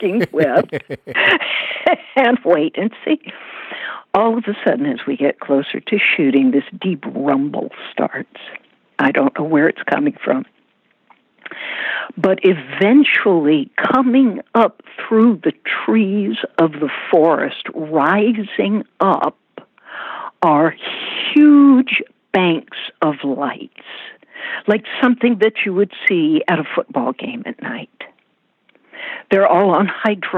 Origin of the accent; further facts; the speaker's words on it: Charleston, South Carolina, United States; I grew up in Charleston, knowing all the plantations